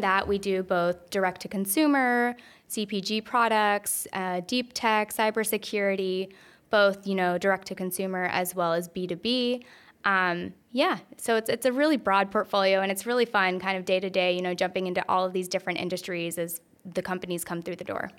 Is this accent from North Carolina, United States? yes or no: yes; North Carolina, United States; I'm originally from North Carolina. I'm a very proud Tar Heel.